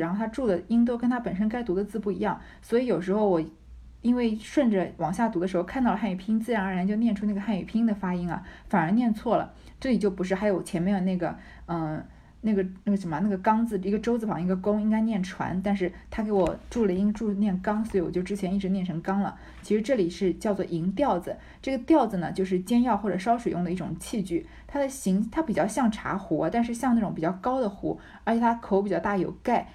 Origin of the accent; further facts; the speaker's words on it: China; 我们中国人